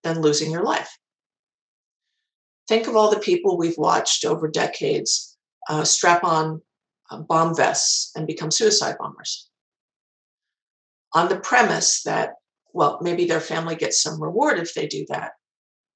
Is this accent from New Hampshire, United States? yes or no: no; Chicago, Illinois, United States; my hometown of Chicago